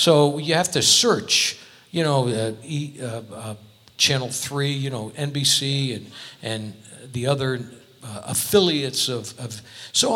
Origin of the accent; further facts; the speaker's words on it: Connecticut, United States; now in Las Vegas, United States; I'm from Connecticut